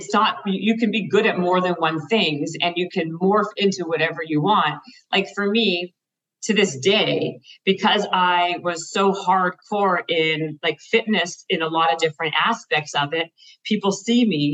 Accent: Canada; moved away as an adult; now in Los Angeles, United States; I'm Canadian.

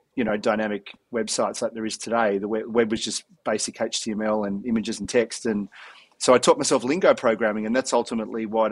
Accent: Melbourne, Victoria, Australia; growing up in Melbourne in the 80s

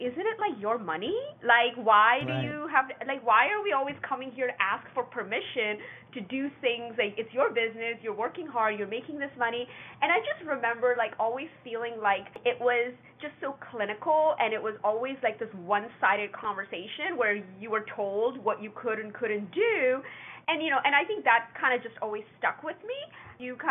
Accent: Calgary, Edmonton, Alberta, Canada; I grew up in Canada, in Calgary, Edmonton, Alberta.

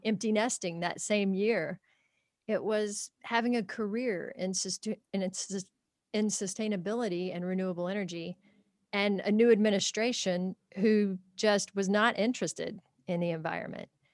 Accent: Kentucky, United States; grew up in a small town in Kentucky on a small farm

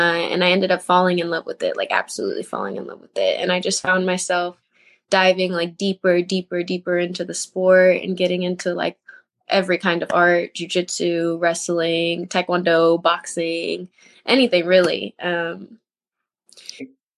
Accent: Houston, Texas, United States; I was born in Houston, Texas. I went to Spring High School. I was kind of was raised more in like the North area

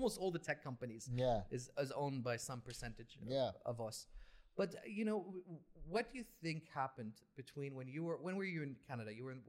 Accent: Saudi Arabia; I grew up in Saudia.

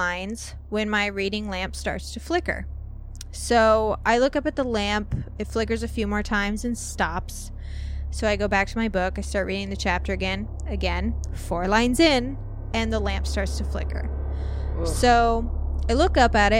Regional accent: less than 2 hours from Union, Missouri, United States; Union, Missouri, which is less than 2 hours away from my hometown

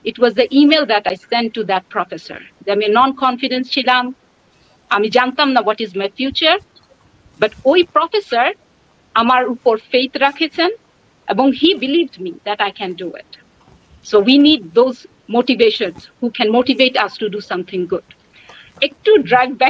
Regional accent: Bangladesh; আমি ঢাকা ইউনিভার্সিটি থেকে বাংলাদেশ থেকে এসেছি দু সপ্তাহ আগে আমার আন্ডারগ্রাড কমপ্লিট করেছি

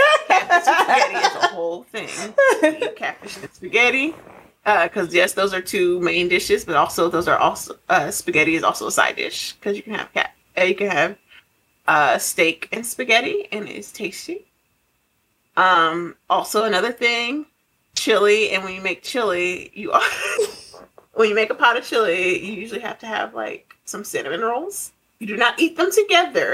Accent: Colorado, United States; also born or lived in Nebraska; I grew up in Colorado, which is next door to Nebraska

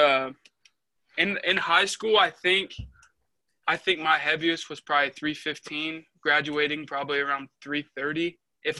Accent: Dodge City, Kansas, United States; now in Montezuma, United States; I'm originally from Dodge City, Kansas. But right now I live in Montezuma

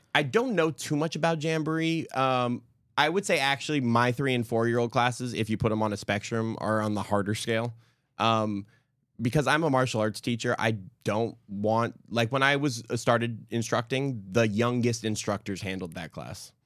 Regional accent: California, United States; moved away as an adult; now in Houston, United States; in California, um, in the valley, especially at the time I was growing up

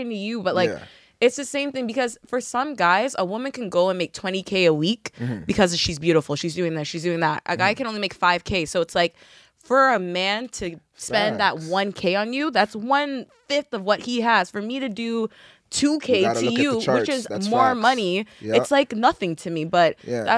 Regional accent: Ajax, Ontario, Canada; I'm from Ajax

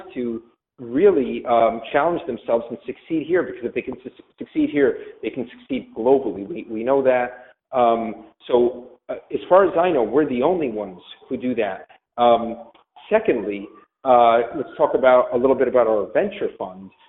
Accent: New York, United States; as a New Yorker

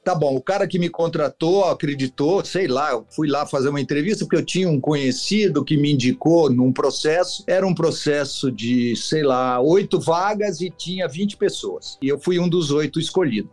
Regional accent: São Paulo, Brazil; eu sou de São Paulo, sim. Sou aqui do, Itaim Bibi, né? Minha família toda era daqui

